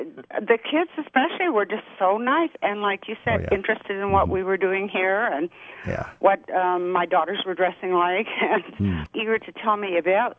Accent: Canada; also born or lived in United States; I had a laugh at what he was saying about the Canadian flag because I'm Canadian and American.

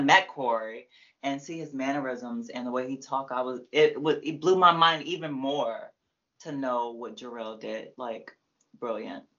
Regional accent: Prince George's County, Maryland, United States; I'm from PG.

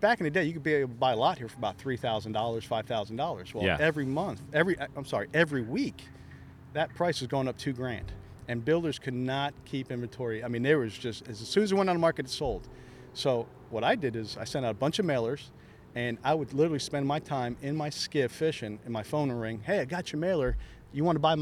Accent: Palm Coast, Florida, United States; Growing up in Little Palm Coast, known as the old retirement community

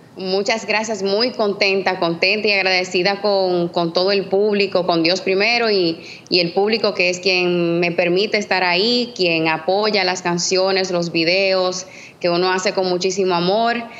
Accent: Dominican Republic; soy dominicana

